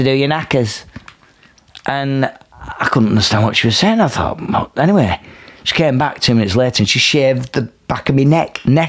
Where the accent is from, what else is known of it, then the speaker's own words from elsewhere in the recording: Milnrow, North West England, United Kingdom; I grew up in Milnrow, right on the edge of the Pennines, and it's the last junction on the M62, exit 21, where before you get to Yorkshire.